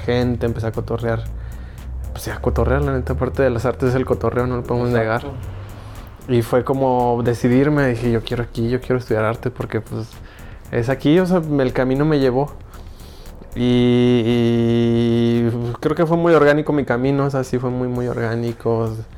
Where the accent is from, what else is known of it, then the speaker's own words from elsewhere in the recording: Ecatepec, State of Mexico, Mexico; now in Aguascalientes, Mexico; soy medio chilango, soy medio chilango, soy, bueno, de Catepec